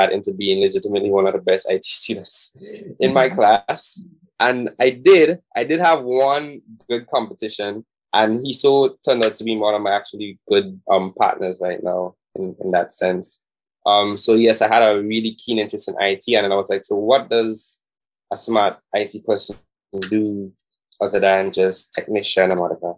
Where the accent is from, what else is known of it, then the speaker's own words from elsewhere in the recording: Saint David, Grenada; I'm from St. David's.